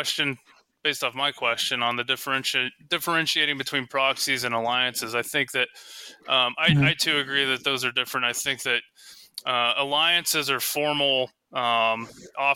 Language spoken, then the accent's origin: English; United States; as an American